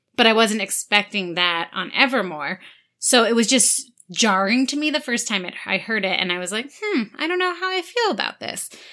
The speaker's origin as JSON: {"language": "English", "region": "New York", "country": "United States", "said": "we're from New York"}